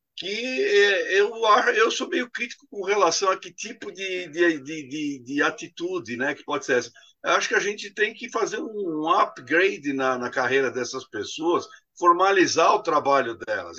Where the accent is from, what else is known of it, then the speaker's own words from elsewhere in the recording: Brazil; Eu cresci falando que o Brasil era abundante em água